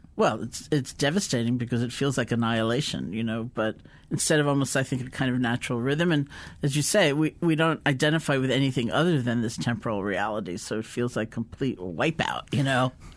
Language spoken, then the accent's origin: English; East Coast of the US, United States; I grew up in the East Coast of the U S